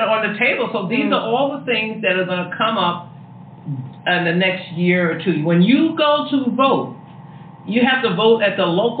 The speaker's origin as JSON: {"language": "English", "region": "New York", "country": "United States", "said": "I'm a New Yorker."}